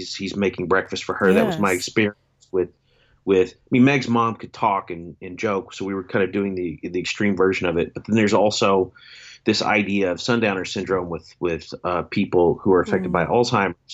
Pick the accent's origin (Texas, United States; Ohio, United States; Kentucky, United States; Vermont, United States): Kentucky, United States; Shepherdsville; my hometown in Shepherdsville, Kentucky